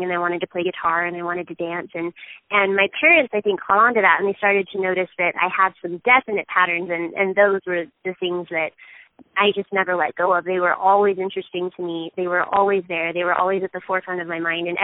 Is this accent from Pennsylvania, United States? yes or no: no; southeast Texas, United States; moved away as an adult; also born or lived in Houston; now in Utah, United States; I am originally from Texas